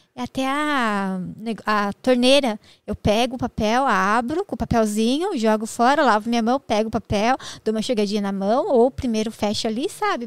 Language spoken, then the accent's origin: Portuguese; Jundiaí, São Paulo, Brazil; eu sou de Jundiaí